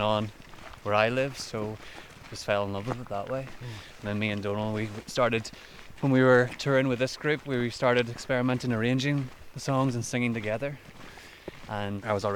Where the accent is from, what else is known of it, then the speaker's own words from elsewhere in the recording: Lisburn, Northern Ireland, United Kingdom; I grew up just outside Lisburn, which is just outside Belfast, really